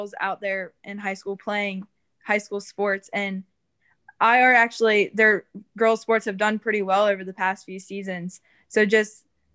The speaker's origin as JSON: {"language": "English", "region": "downstate Delaware", "country": "United States", "said": "I was from the South"}